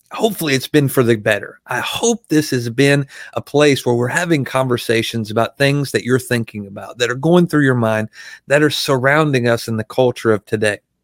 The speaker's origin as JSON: {"language": "English", "region": "Arkansas", "country": "United States", "said": "I'm from Arkansas"}